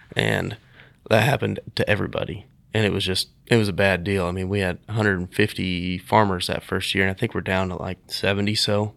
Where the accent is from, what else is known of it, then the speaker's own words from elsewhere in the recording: Nickerson, Kansas, United States; also born or lived in Hutchinson, Kansas; I am from Nickerson, Kansas, actually. Been m, the Hutch area my whole life